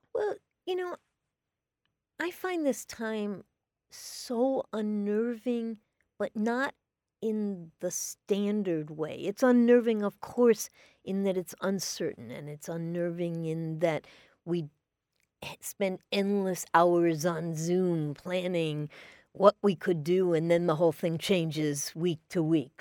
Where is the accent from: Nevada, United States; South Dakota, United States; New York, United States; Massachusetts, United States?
New York, United States; New York City; I grew up in New York City